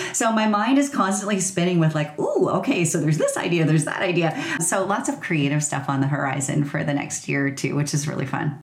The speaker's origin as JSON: {"language": "English", "region": "rural Ontario", "country": "Canada", "tie": "born or raised there", "said": "I grew up in rural Ontario"}